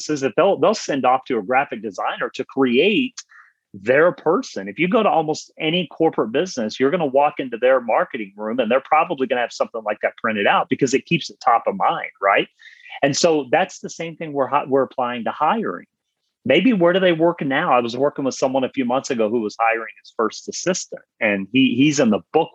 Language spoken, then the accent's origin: English; the South, United States; I'm from the South